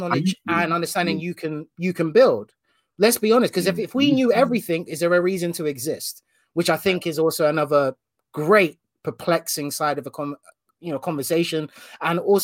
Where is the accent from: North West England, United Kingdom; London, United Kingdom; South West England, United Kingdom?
London, United Kingdom; grew up whole life in West London, a place called Hanwell, very small town.